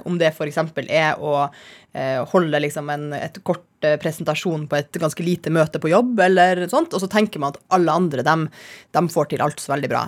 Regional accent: Kirkenes, Finnmark, Norway; jeg vokste opp i Kirkenes

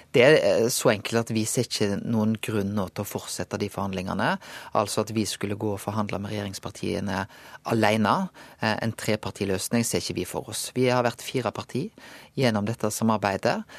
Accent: Bømlo, Vestland, Norway; moved away; hjemme på Bømlo

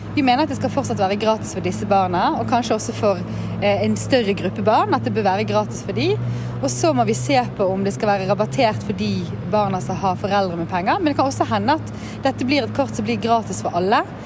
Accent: Bergen, Vestland, Norway; Da jeg var liten, så vokste jeg opp på Flaktveit i en lavinntektsfamilie

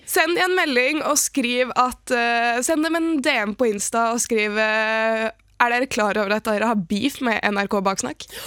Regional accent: Oslo, Norway; Jeg er fra Oslo

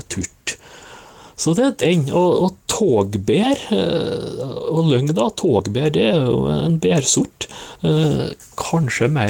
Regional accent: Møre og Romsdal, Norway; som nordmøring så bør det nå være bra hjemme her

